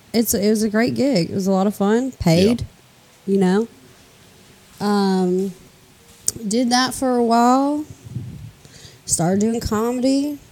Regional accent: Nashville, Tennessee, United States; also born or lived in Chicago / Murfreesboro; I'm a comic in Nashville. I'm born and raised in Nashville in Hermitage.

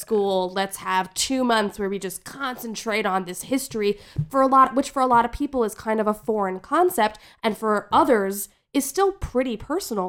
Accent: New Jersey, United States; growing up in New Jersey in the nineties

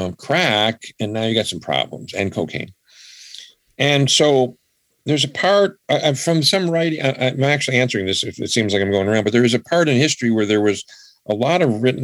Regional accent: Buffalo, New York, United States; now in Massachusetts, United States; I grew up in Buffalo

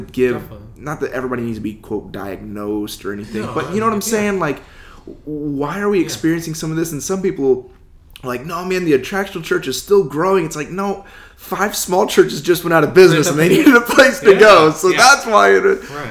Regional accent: Midwest, United States; now in West Coast, United States; growing up in the Midwest

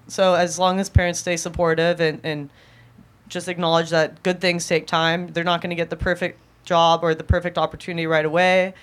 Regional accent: Southern California, United States; also born or lived in Santa Ana Heights; growing up in Southern California

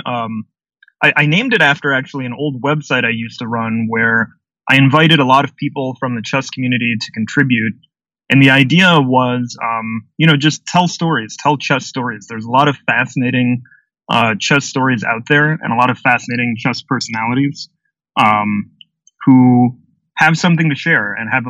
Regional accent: Peoria, Illinois, United States; my hometown here in Peoria, Illinois

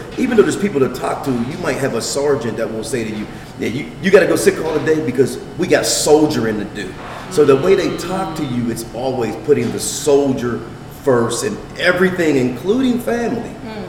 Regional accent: Pittsburgh, Pennsylvania, United States; I'm from Pittsburgh.

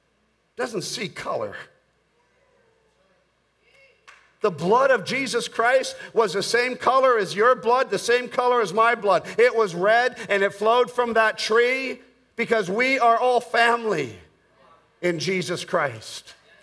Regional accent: Bogota, Colombia; I was born in Bogota, Colombia, South America. I grew up in South America.

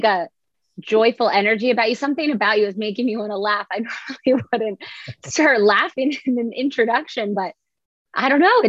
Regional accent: Boca Raton, Florida, United States; I grew up in Boca Raton, Florida

